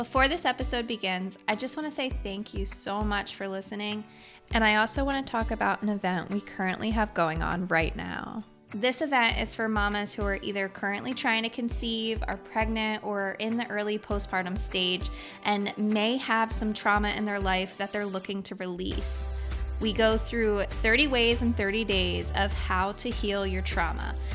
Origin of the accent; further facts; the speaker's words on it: outside Trenton, New Jersey, United States; also born or lived in Pennsylvania; now in South Carolina, United States; grew up a little bit outside of Trenton, New Jersey.